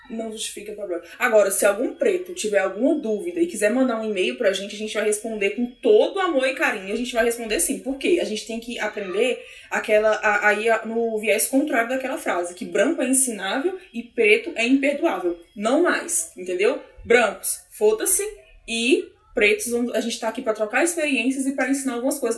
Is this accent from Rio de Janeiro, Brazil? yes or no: no; Brasília, Federal District, Brazil; sou daqui mesmo, de Brasília